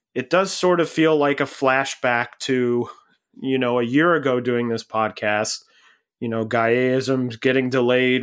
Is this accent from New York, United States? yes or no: no; Cleveland, Ohio, United States; I grew up in Cleveland